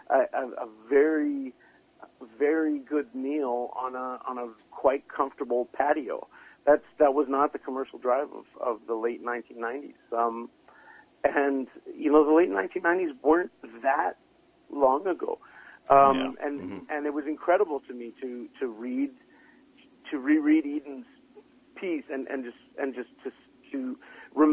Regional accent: Vancouver, British Columbia, Canada; born and bred in Vancouver

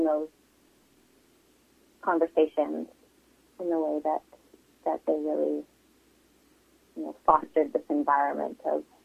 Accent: Vancouver, British Columbia, Canada; that part of Vancouver, we grew up in Kerrisdale

